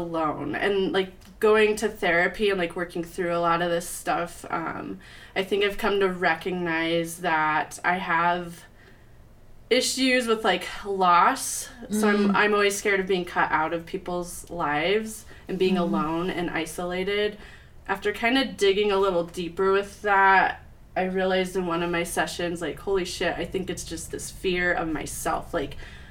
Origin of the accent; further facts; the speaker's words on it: Littleton, Colorado, United States; I grew up in Littleton, Colorado.